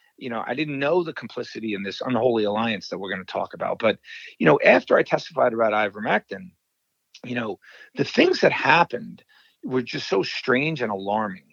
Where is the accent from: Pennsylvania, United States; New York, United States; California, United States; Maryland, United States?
New York, United States; now in Wisconsin, United States; I am from New York, but I uh, now live in Wisconsin.